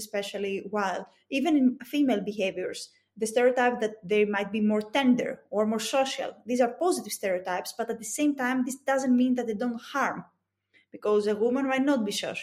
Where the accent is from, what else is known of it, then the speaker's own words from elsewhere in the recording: Greece; accent: thick Greek; English is a second language; It's my thick Greek accent